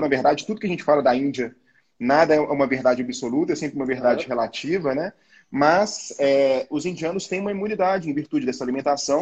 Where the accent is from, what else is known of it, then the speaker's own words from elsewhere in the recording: Brazil; Eu sou brasileiro, apesar de família de origem é, indiana.